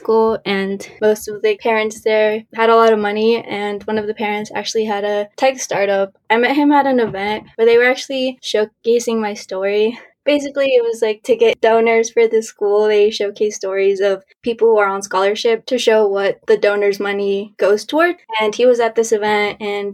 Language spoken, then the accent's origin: English; Colorado, United States; I'm originally from Colorado, but both of my parents are from Mexico.